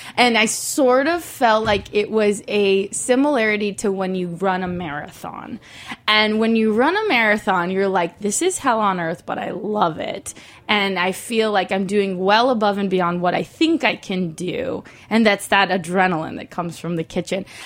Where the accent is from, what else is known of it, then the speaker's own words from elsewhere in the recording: Mexico; now in Los Angeles, United States; I'm from Mexico.